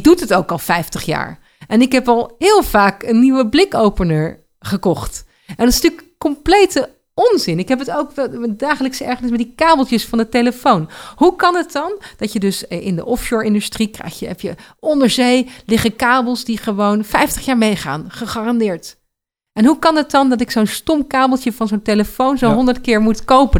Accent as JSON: {"language": "Dutch", "country": "Netherlands", "said": "als Nederlander en ook als trotse Nederlander"}